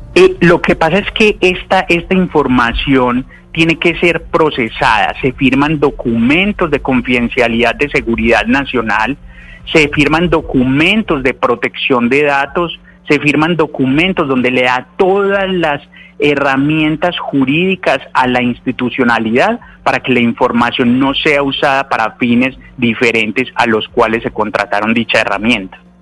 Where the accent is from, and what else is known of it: Colombia; born or raised there; also born or lived in Caracas, Venezuela